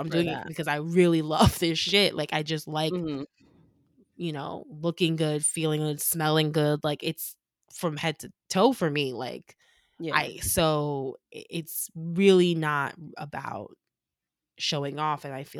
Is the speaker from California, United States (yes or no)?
no; New York, United States; Of course. I'm from New York. I always want to flex.